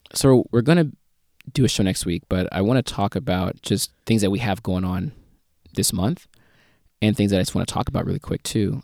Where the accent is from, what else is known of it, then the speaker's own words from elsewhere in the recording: Missouri, United States; moved away; my home state, Missouri